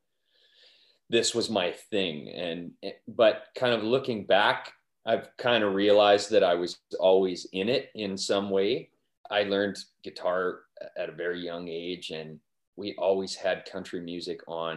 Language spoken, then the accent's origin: English; Wainwright, Alberta, Canada; moved away; my hometown, like Wainwright's been incredibly supportive of my music